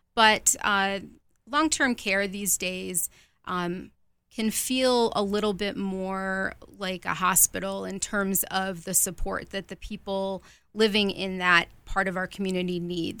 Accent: Rochester, New York, United States; moved away; also born or lived in Virginia; I am from Rochester, New York

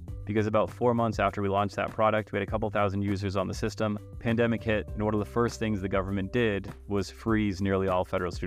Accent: Massachusetts, United States; moved away as an adult; also born or lived in Chicago / Boston; now in Michigan, United States; I am originally from the East Coast, Massachusetts. Moved to Michigan in 2018

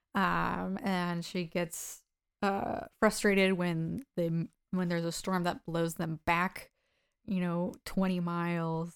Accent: United States; I'm an American

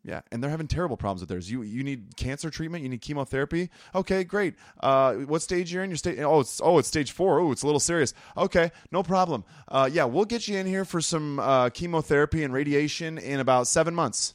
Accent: United States; As American people

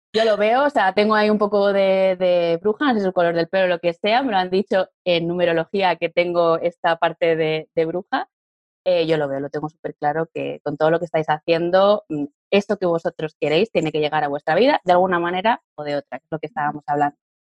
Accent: Catalonia, Spain; now in Madrid, Spain; Yo soy catalana, vivo en Madrid y estoy casada con un valenciano

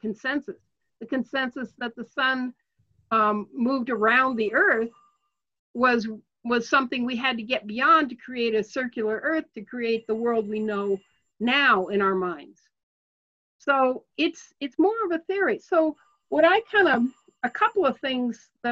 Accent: Portland, Oregon, United States; I grew up in Portland, Oregon.

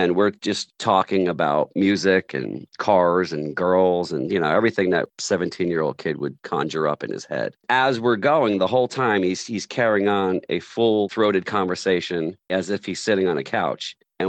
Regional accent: New Jersey, United States; moved away; because I'm from New Jersey, and we moved back to New Jersey to try to forge a rock and roll band in 1990.

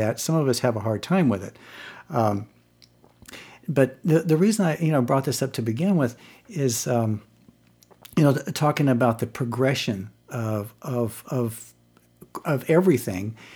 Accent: Virginia, United States; when I was growing up in Virginia

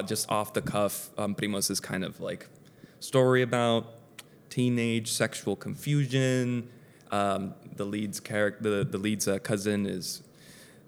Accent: Puerto Rico; I was raised in Puerto Rico

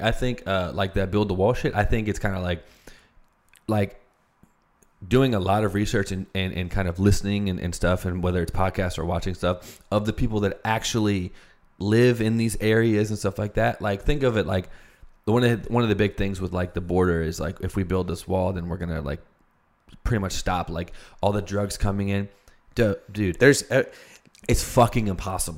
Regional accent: United States; I was born in the United States.

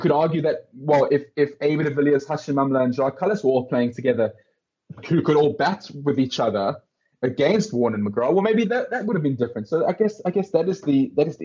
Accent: Johannesburg, Gauteng, South Africa; I'm from Johannesburg, and like a lot of Joburgers

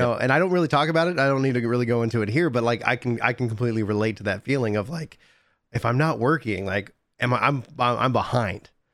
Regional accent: East Texas, United States; I grew up in East Texas. I was born in East Texas.

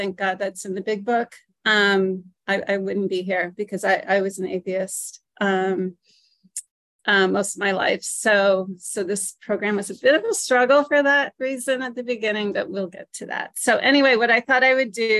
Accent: New Britain, Connecticut, United States; I'm from New Britain, Connecticut

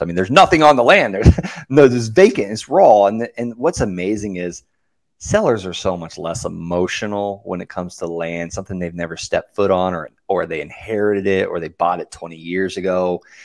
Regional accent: Okeechobee, Florida, United States; I, I grew up in Okeechobee, Florida. Very small cattle town

